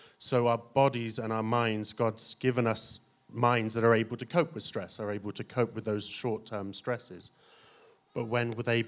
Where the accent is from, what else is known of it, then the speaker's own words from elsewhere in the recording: Plymouth, South West England, United Kingdom; No. I'm from the south of the border, so from the southwest of England in Plymouth.